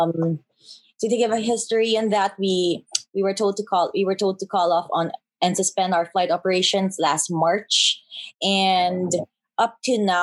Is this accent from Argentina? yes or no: no; Iligan, Northern Mindanao, Philippines; moved away as an adult; also born or lived in Cebu; Currently now, I'm back in my hometown. I'm in Iligan.